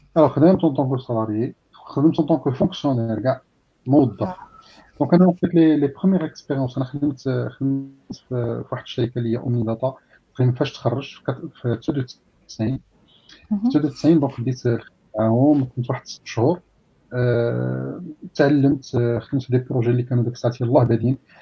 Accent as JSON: {"language": "Arabic", "town": "Taza", "region": "Fès-Meknès", "country": "Morocco", "tie": "born or raised there", "also_born_or_lived": "Sefrou / Midar"}